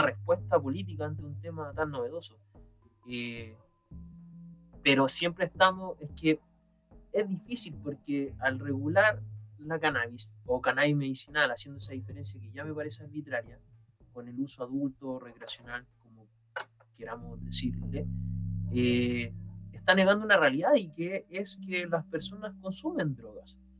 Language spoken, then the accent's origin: Spanish; Chile; en mi país